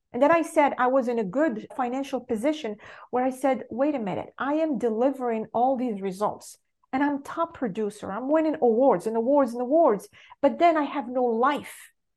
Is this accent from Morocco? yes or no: yes; Morocco; English is a second language; moved away as an adult; I was born and raised in Morocco